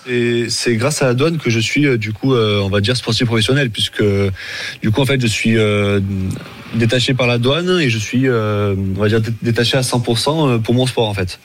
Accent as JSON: {"language": "French", "town": "Montpellier", "region": "Occitania", "country": "France", "moved": "yes", "lives_now": "Marseille, France", "said": "je suis de Je suis de Montpellier mais depuis, depuis 2013, je suis venu sur Marseille"}